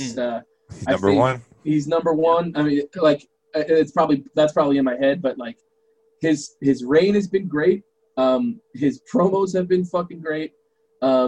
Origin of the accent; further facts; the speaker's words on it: New York, United States; I'm from New York.